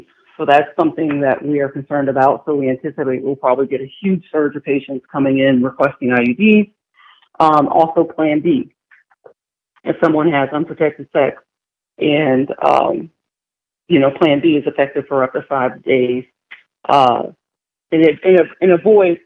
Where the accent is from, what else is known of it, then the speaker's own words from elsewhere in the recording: Louisiana, United States; I grew up in Louisiana